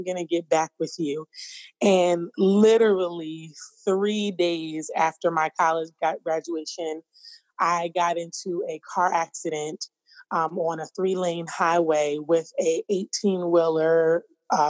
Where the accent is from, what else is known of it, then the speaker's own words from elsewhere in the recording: New York, United States; now in Philadelphia, United States; I am born and raised in New York, currently residing outside of Philadelphia.